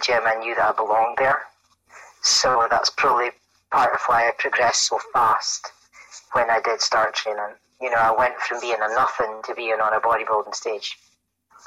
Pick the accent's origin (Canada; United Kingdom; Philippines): United Kingdom; Aberdeen, Scotland; I'm from Aberdeen in Scotland